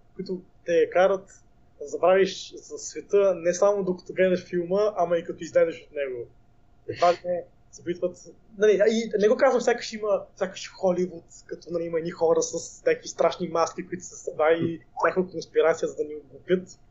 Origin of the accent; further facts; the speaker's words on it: Bulgaria; аз съм българин